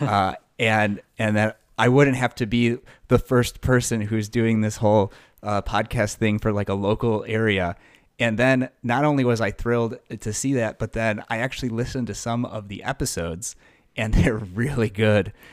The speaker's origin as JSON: {"language": "English", "town": "Buffalo Grove", "region": "Illinois", "country": "United States", "tie": "born or raised there", "said": "I grew up in Buffalo Grove"}